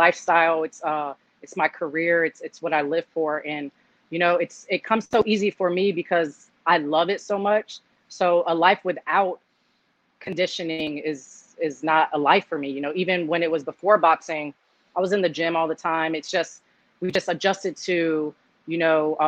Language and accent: English; United States; I am Cuban blood, but I was born here in America